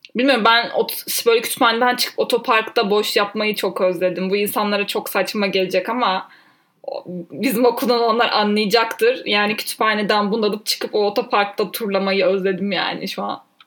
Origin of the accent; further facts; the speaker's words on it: Ankara, Turkey; ben 1997 yılında Ankara'da doğdum.